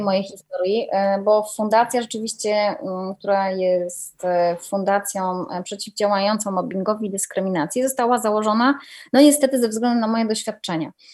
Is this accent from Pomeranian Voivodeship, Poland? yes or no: yes; Gdynia, Pomeranian Voivodeship, Poland; also born or lived in Częstochowa / Słupsk; now in Warsaw, Poland; Obecnie mieszkam w Warszawie, ale wiesz, jestem gdynianką